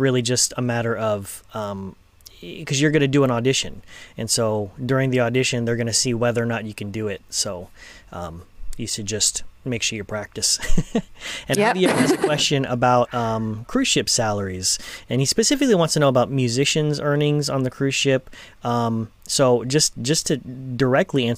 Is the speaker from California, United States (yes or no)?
yes; Los Angeles, California, United States; I'm from Los Angeles